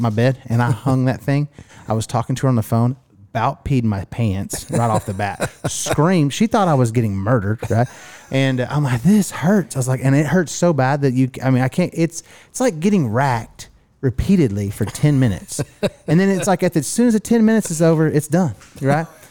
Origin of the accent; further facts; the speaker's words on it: Miami, Oklahoma, United States; some broke kid growing up in Miami, Oklahoma